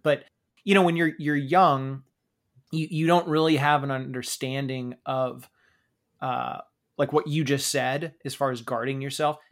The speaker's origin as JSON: {"language": "English", "region": "Pacific Northwest", "country": "United States", "tie": "born or raised there", "said": "We grew up in the Pacific Northwest where Starbucks was obviously very, very big"}